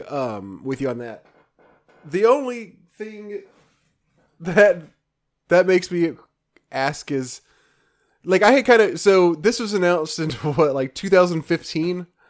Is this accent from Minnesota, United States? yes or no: no; Memphis, Tennessee, United States; moved away; I grew up in Memphis, but I never, ever went to Graceland